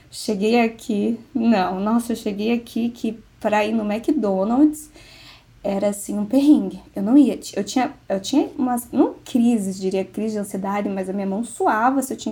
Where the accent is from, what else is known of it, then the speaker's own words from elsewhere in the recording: Curitiba, Paraná, Brazil; Eu sou de Curitiba, Paraná.